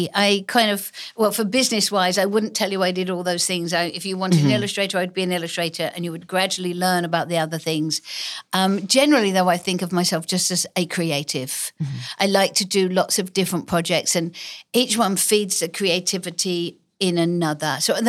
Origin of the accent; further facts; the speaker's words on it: England, United Kingdom; accent: English; now in United States; I traveled the country giving speeches and using my newfound English accent that I didn't really have in England because...